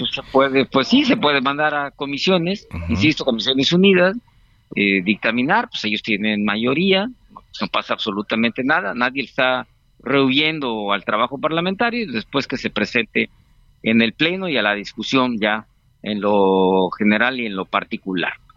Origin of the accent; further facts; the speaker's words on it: Guerrero, Mexico; Yo soy de Guerrero